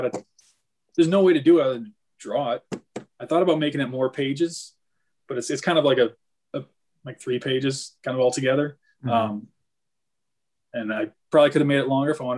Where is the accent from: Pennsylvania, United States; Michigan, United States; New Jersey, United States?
Michigan, United States; Northern; I grew up in Northern Michigan and there's deer everywhere.